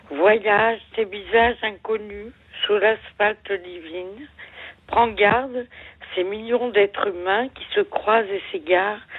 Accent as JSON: {"language": "French", "region": "Quebec", "country": "Canada", "tie": "born or raised there", "said": "Oui, bah, je suis née déjà au Canada"}